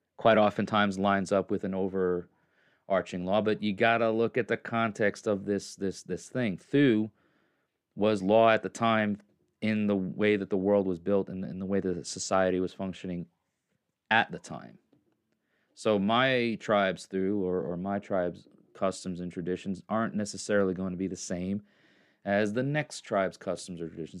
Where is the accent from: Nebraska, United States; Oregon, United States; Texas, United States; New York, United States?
New York, United States; now in Tennessee, United States; I'm from New York and I live in Tennessee